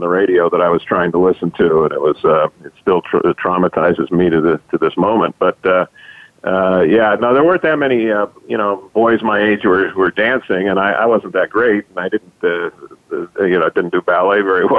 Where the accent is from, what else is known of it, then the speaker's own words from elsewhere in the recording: Los Angeles, California, United States; I grew up in Los Angeles